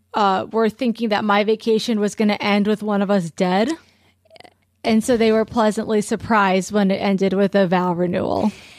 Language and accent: English; California, United States; growing up in California